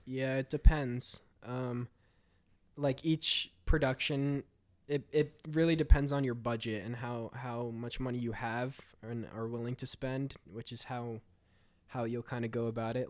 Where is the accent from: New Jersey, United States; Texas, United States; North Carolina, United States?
New Jersey, United States; I am a filmmaker from New Jersey.